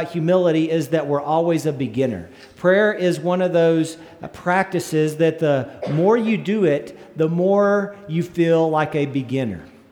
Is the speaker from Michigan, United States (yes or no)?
no; northern panhandle of Texas, United States; my little hometown up in the northern panhandle of Texas